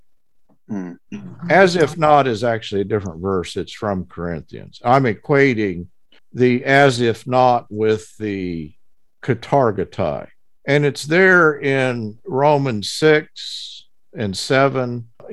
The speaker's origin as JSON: {"language": "English", "region": "Texas", "country": "United States", "said": "Yeah, I'm an American, but actually, you understand, I'm from Texas. And, you know, I'm not from just any part of Texas. I'm from the northern. I'm from the panhandle."}